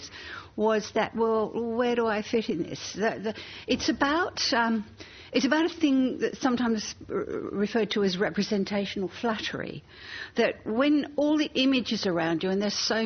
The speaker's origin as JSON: {"language": "English", "region": "England", "country": "United Kingdom", "tie": "born or raised there", "moved": "yes", "said": "As a teenager growing up in England"}